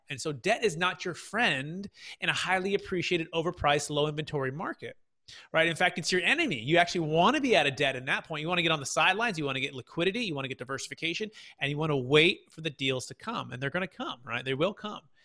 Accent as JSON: {"language": "English", "town": "Fremont", "region": "California", "country": "United States", "tie": "born or raised there", "said": "I'm originally from the Bay Area. So Mission San Jose, Fremont"}